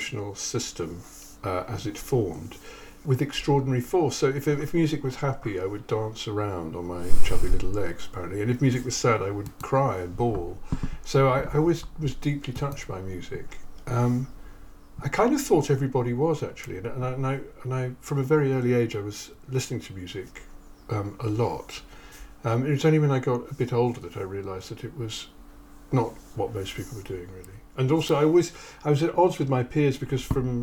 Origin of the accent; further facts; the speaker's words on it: Kettering, East Midlands, United Kingdom; I grew up in Kettering